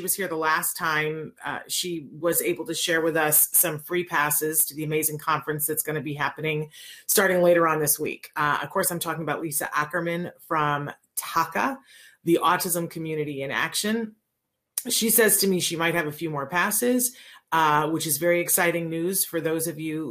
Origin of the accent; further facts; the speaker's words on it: Aguadilla, Puerto Rico; I was born in Aguadilla